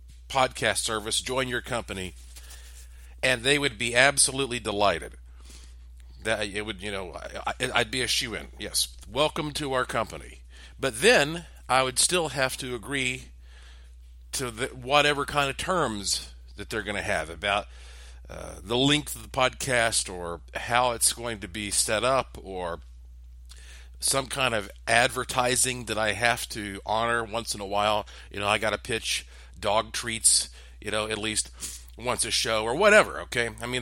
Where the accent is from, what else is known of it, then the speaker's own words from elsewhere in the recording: Asheville, North Carolina, United States; yes, I was born and raised in Asheville, but at a very early age, I started working in broadcasting.